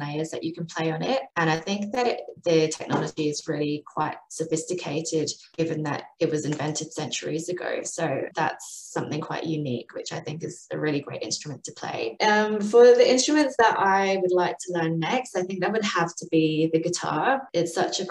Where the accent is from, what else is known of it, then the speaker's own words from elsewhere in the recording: United Kingdom; also born or lived in Adelaide, Australia; now in Melbourne, Australia; I grew up in the UK. So that's the explanation for my accent, which is a bit of a mess